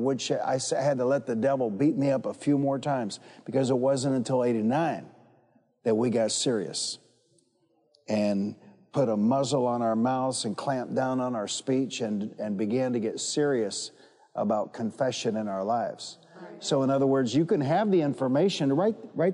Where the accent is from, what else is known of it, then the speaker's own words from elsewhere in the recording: Detroit, Michigan, United States; I'm from Detroit, and I grew up fighting